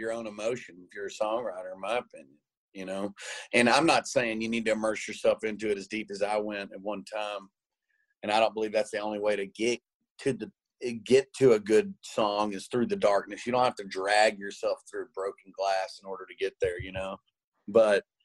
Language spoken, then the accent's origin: English; Tyler, Texas, United States; I bought this house that I grew up in Tyler now